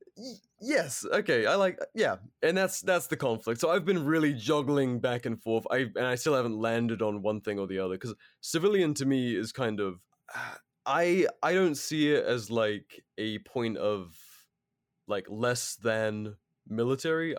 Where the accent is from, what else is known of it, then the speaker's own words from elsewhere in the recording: United Kingdom; moved away; as a Brit